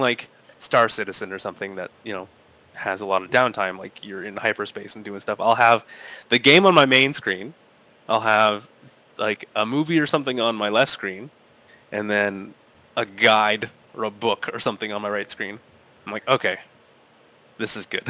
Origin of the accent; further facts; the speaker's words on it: Sarnia, Ontario, Canada; growing up in Sarnia